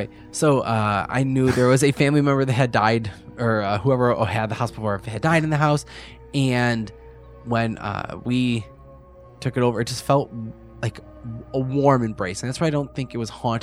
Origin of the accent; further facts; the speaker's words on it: Lockport, United States; I grew up in Lockport from like birth to like teenage years.